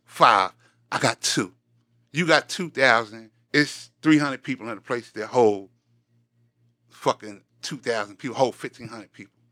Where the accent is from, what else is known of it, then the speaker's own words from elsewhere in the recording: New York City, New York, United States; I'm from Queens, New York.